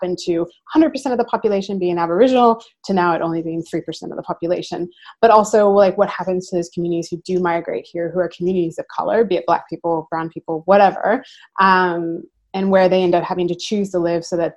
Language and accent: English; United States; moved away as an adult; also born or lived in Wollongong, Australia; now in Australia; growing up in America, I grew up in a predominantly African-American community.